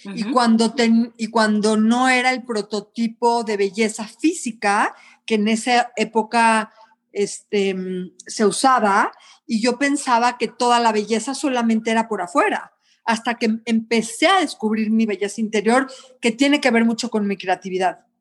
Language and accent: Spanish; Mexico; moved away; also born or lived in Canada; soy mexicana, soy cocinera